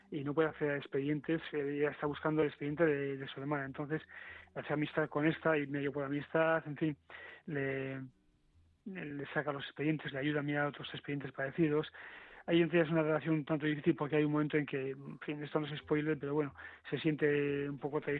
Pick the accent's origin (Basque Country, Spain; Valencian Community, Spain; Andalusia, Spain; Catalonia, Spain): Basque Country, Spain; Bilbao; yo he comprado en el Carrefour de, de Bayona, o sea que soy un vasco integrado, pero soy de Bilbao.